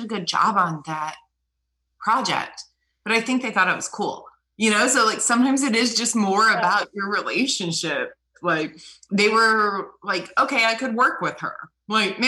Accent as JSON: {"language": "English", "region": "New Mexico", "country": "United States", "tie": "born or raised there", "moved": "as an adult", "lives_now": "Georgia, United States", "said": "I grew up in New Mexico and I was a theater costume design major at the University of New Mexico"}